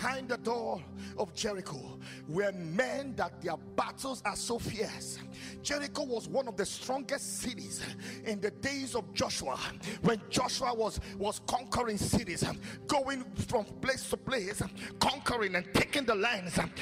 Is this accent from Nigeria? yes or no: yes; Nigeria; my home country Nigeria